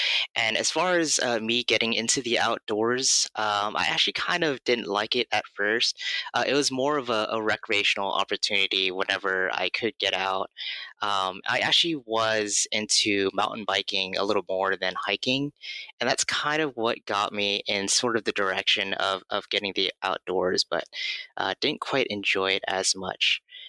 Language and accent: English; Los Angeles, California, United States; moved away as an adult; also born or lived in Oregon; now in San Francisco Bay Area, United States; pretty much the West Coast for my entire life. First born and raised in Los Angeles, and then in 2011, I moved out to Oregon. And then about 2019, I moved back to California, to the San Francisco Bay Area, where I'm currently home-based